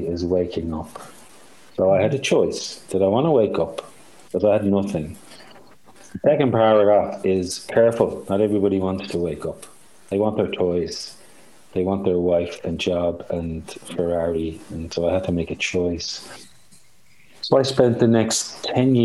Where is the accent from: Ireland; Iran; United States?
Ireland; accent: Irish; I'm Irish